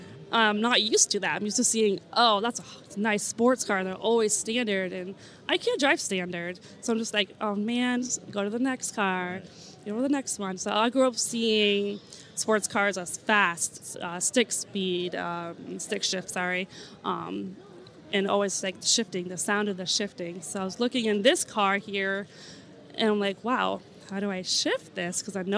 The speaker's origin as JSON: {"language": "English", "town": "Shelton", "country": "United States", "said": "I'm from Shelton."}